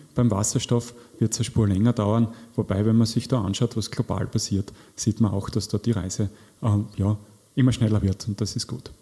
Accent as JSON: {"language": "German", "country": "Austria", "said": "zu uns passt als Österreicher"}